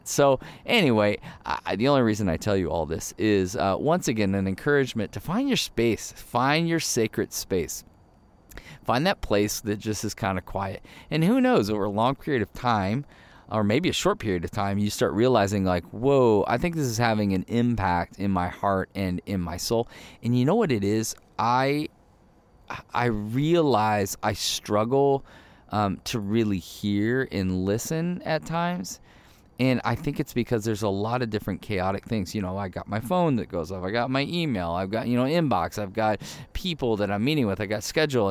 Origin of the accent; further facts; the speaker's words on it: Ohio, United States; moved away as an adult; also born or lived in Michigan / Chicago; now in Arizona, United States; born in Michigan, grew up in Ohio